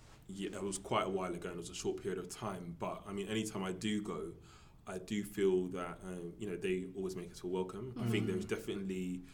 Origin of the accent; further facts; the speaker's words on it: United Kingdom; I'm a British-born Ghanaian